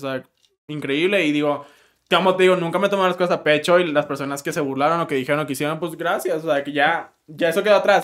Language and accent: Spanish; Monterrey, Nuevo León, Mexico; soy de Monterrey